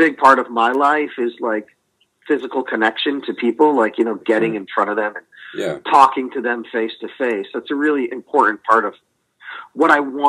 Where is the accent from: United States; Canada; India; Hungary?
United States; New England; They know that I'm the I'm a New England guy.